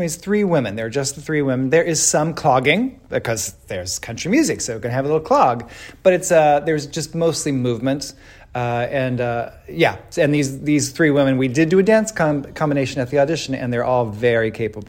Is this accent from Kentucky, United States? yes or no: yes; Kentucky, United States; I grew up in Eastern Kentucky.